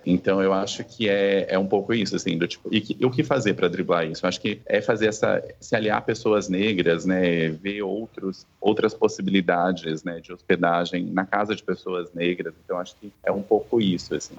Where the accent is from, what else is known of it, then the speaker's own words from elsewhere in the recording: Campo Grande, Mato Grosso do Sul, Brazil; eu nasci em Campo Grande, no Mato Grosso do Sul